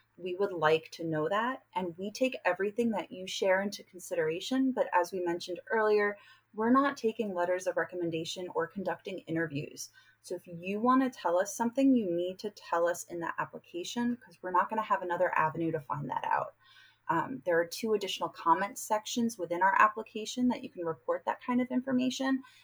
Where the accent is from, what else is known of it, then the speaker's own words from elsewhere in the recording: New York, United States; now in San Diego, United States; I'm from New York and I recruit often on the East Coast for UC San Diego